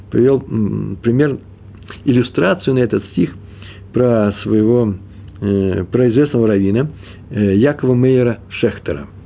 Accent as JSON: {"language": "Russian", "country": "Russia", "moved": "yes", "lives_now": "Israel", "said": "Я приехал из России."}